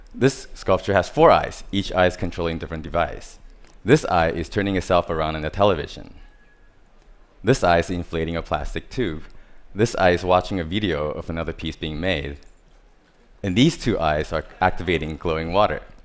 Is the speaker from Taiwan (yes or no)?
yes; Taiwan; I was born in Taiwan. I grew up surrounded by different types of hardware stores.